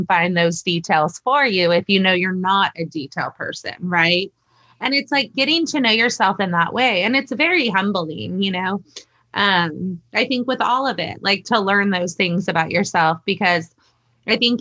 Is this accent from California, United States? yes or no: yes; San Francisco Bay Area, California, United States; moved away as an adult; now in Hawaii, United States; I grew up in the San Francisco Bay Area